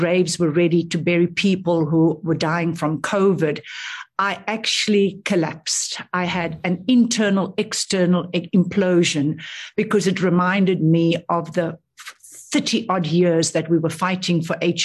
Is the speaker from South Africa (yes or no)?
yes; South Africa; moved away as an adult; also born or lived in Australia; being a South African in Australia at that time, working in the ANC office